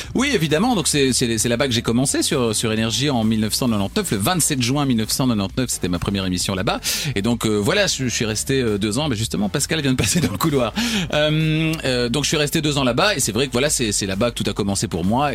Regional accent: Namur, Wallonia, Belgium; je suis namurois, et donc j'étais, je prenais, le bus à la gare de, Namur

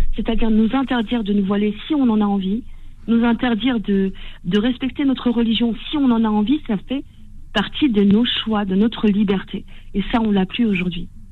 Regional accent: Tunisia; je suis tunisienne

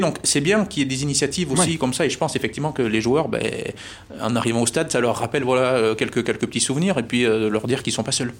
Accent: Corrèze, Nouvelle-Aquitaine, France; moved away as an adult; now in Clermont-Ferrand, France; je suis originaire de la de la Corrèze

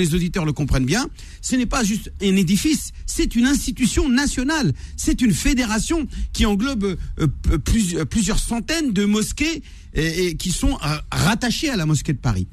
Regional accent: Algeria; je suis aussi algérien

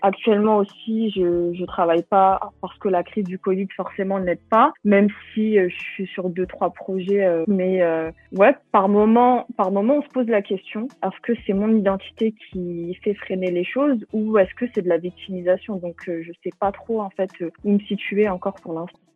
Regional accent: Bobigny, Île-de-France, France; J'ai grandi à Bobigny. C'est aussi la ville où, euh, je suis née et, euh, où je vis encore maintenant

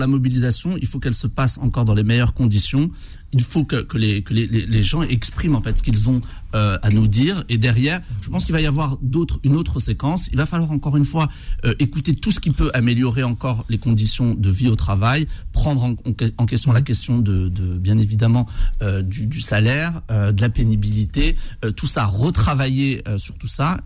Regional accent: Bobigny, Île-de-France, France; j'ai grandi à Bobigny

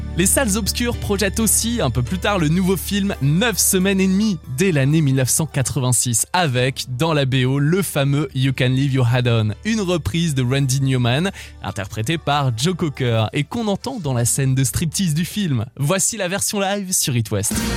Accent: France; Riviera c'est chez nous, dans le Var, oui en France

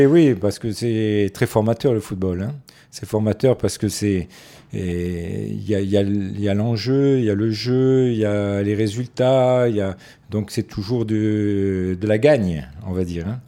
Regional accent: Nice, Provence-Alpes-Côte d'Azur, France; also born or lived in Morocco; Je suis arrivé à Nice à l'âge de 4 ans, parce que je suis né au Maroc.

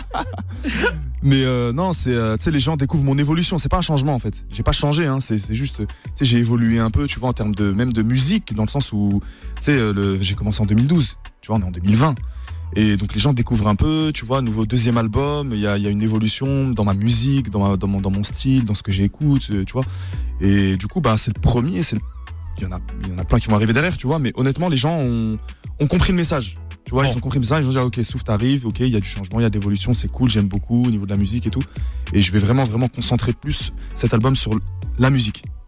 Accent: Nancy, Grand Est, France; nous on est de Nancy, hein, on n'est pas parisien

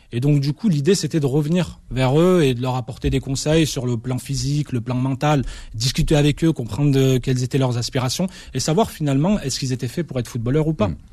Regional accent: France; also born or lived in Constantine, Algeria (family origin); moi qui avais grandi en France, finalement loin de, de mon pays d'origine

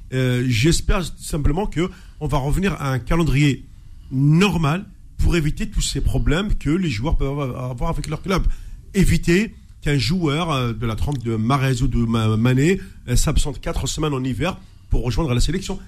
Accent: Algeria; je suis algérien

